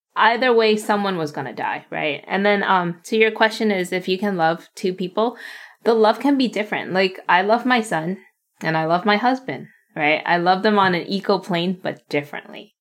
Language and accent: English; United States; English is a second language; a young Asian American female growing up in America